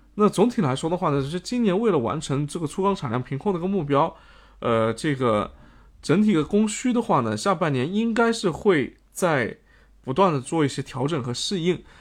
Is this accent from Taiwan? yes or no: no; China; 我们国家